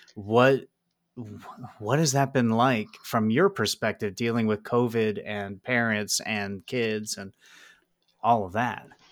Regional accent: Pennsylvania, United States; I am not in your district, but, uh, I am from Pennsylvania

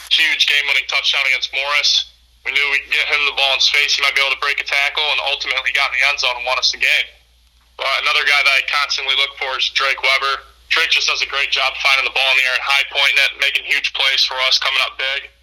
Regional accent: Illinois, United States; also born or lived in Columbus, Ohio; growing up in Illinois

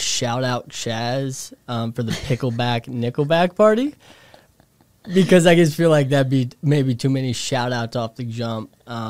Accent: Indiana, United States; moved away as an adult; now in New York City, United States; I'm from Indiana.

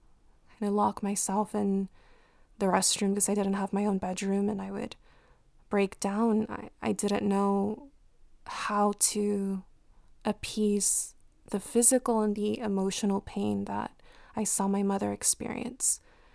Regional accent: Compton, California, United States; based on the community that I grew up in Compton.

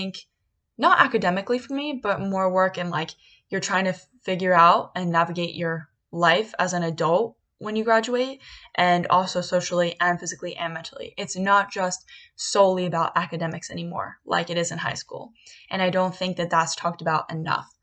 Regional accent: Bucks County, Pennsylvania, United States; now in Philadelphia, United States; I'm actually from Bucks County, Pennsylvania. My original college plan was not to go close to home

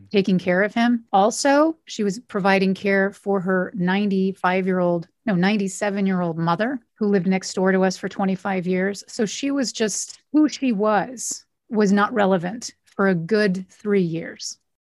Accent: Oakhurst, California, United States; moved away as an adult; now in Los Angeles, United States; So they found a place in Oakhurst, which is an hour north, and a little house. That's where my brother and I were raised.

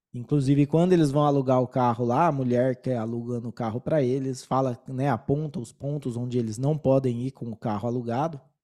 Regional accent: São Paulo, Brazil; now in Colombia; eu sou de São Paulo, então eu torço pro Palmeiras

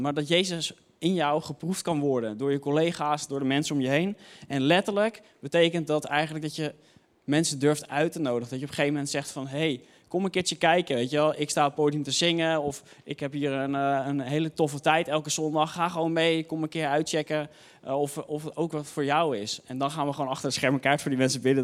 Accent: Hoofddorp, North Holland, Netherlands; ik kwam uit Hoofddorp

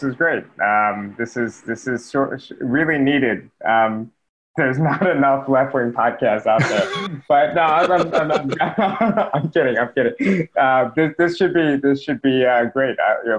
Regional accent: New York, United States; I'm from New York.

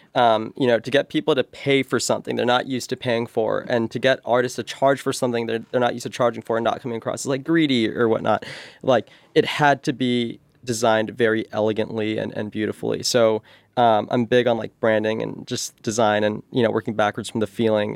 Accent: Bay Area, California, United States; growing up in the Bay Area

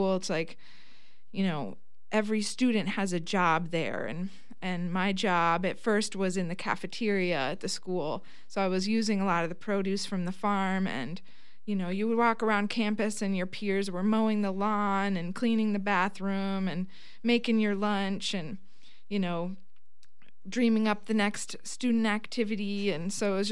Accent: Viroqua, Wisconsin, United States; I was here in Viroqua, and I was just graduating from the Laurel High School

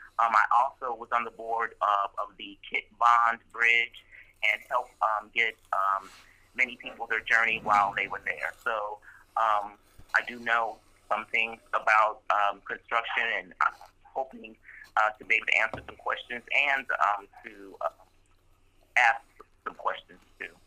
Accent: St. Louis, Missouri, United States; moved away as an adult; now in Kansas City, United States; I am a native of St. Louis. I grew up in West County. I graduated from Leduc.

